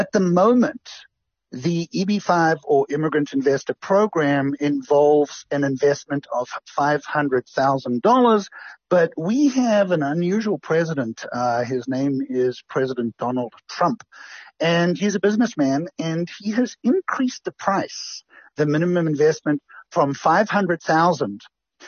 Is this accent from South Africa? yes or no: yes; Durban, KwaZulu-Natal, South Africa; now in United States; I'm from Durban, and that's my home, and my heart is in South Africa